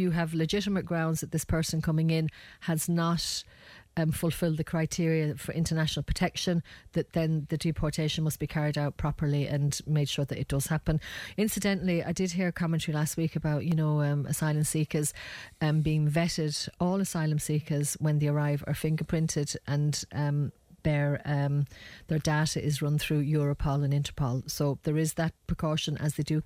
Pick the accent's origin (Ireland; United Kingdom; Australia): Ireland; as Irish people